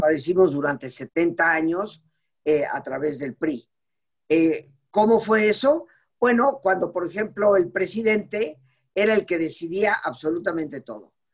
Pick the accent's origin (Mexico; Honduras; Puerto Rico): Mexico; como mexicana, de familia mexicana, de, más de 300 años en este país, eh, mis padres no son recién llegados, no fueron recién llegados, sino desde Yucatán durante siglos. Eh, yo nacida en México